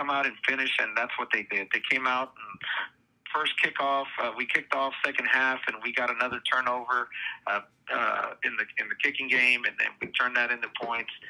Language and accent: English; Donna, Texas, United States; my hometown at the stadium that I played at when I growing up